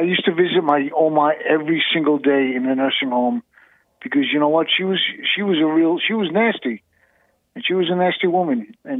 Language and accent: English; New York, United States; now in Idaho, United States; I'm New Yorker.